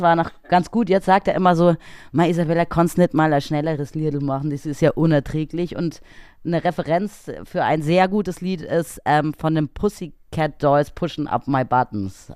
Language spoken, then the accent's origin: German; Munich, Bavaria, Germany; also born or lived in Erba, Italy; ich bin hier aufgewachsen in München.